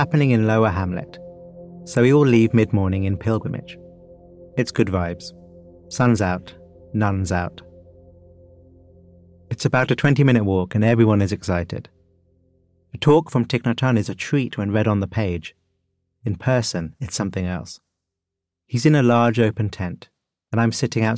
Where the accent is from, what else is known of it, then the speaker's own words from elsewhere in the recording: United Kingdom; As a Brit